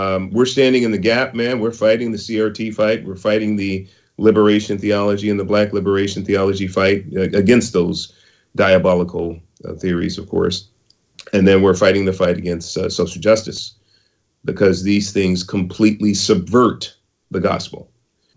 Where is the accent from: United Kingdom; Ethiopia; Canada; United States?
United States; San Francisco, California; I was born in Project Housing in San Francisco, Hunters Point, and in the 60s. I was raised in a lower middle class neighborhood in San Francisco